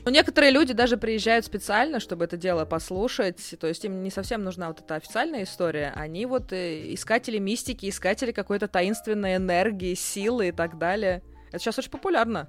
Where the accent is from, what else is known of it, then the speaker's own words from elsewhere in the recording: Moscow, Russia; мы москвичи